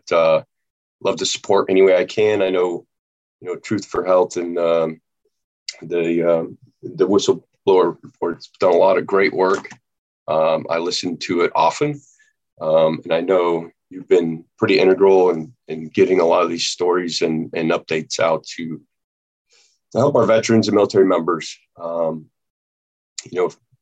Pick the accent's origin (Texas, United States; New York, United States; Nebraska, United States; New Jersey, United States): Nebraska, United States; moved away; I was born and raised in Nebraska